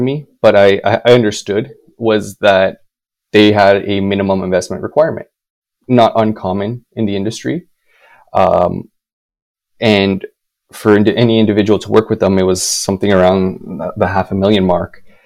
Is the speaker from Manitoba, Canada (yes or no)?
yes; Winnipeg, Manitoba, Canada; moved away; my hometown of Winnipeg